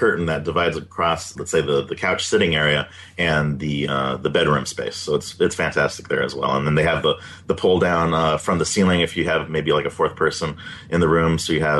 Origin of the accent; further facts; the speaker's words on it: Southern California, United States; also born or lived in San Diego; Growing up in Southern California, we have Disneyland and things.